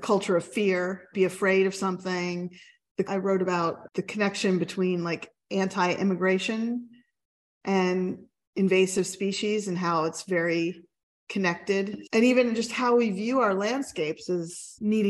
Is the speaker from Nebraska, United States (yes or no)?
no; Pennsylvania, United States; I'm from Pennsylvania and Pennsylvania Dutch heritage